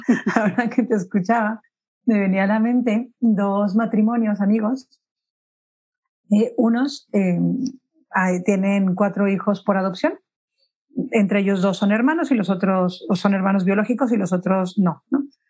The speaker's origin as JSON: {"language": "Spanish", "country": "Mexico", "moved": "yes", "lives_now": "Spain", "said": "yo soy mexicana, pero vivo en España"}